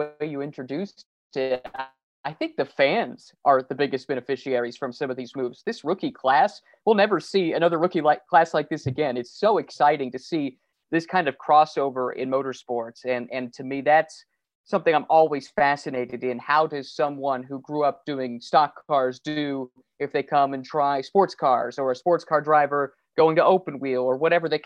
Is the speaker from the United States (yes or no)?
yes; Indianapolis, Indiana, United States; growing up in Indianapolis, the Indianapolis area, racing is such a big part of the local community.